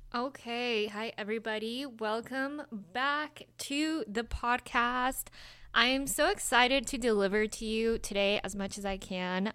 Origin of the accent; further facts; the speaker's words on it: Salt Lake City, Utah, United States; also born or lived in Colombia; i was born in colombia I have been an immigrant. I grew up in Salt Lake City, Utah.